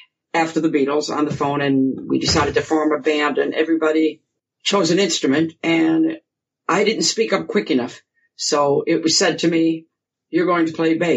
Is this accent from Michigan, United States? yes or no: yes; Grosse Pointe Woods, Michigan, United States; accent: American; moved away as an adult; now in England; I was born and raised in Grosse Pointe Woods, you know, suburb, and then we moved to Grosse Pointe Farms when I was about 14